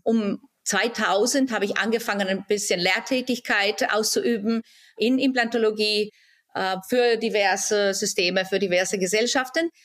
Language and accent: German; Timișoara, Timiș County, Romania; moved away as an adult; also born or lived in Germany; now in Baden-Baden, Germany; In Timisoara, Rumänien.